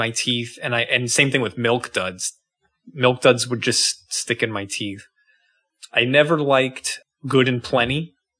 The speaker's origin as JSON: {"language": "English", "country": "United States", "said": "I'm American."}